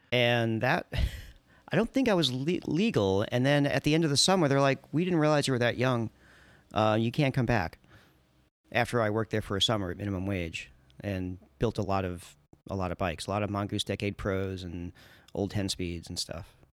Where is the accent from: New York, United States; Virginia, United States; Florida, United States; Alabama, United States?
New York, United States; Long Island; moved away as an adult; also born or lived in Oakland, California / Washington, District of Columbia, United States; now in Portland, United States; I grew up in New York on Long Island